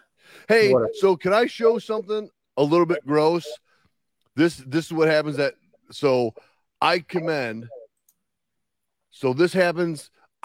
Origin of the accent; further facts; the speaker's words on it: Russia; I mean, I'm from Russia. I went to school in Minnesota or Canada.